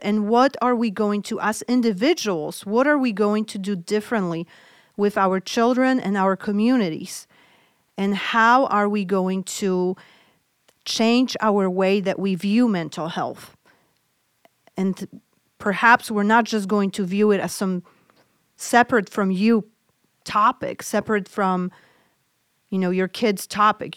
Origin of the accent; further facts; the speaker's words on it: Poland; moved away; I grew up in Poland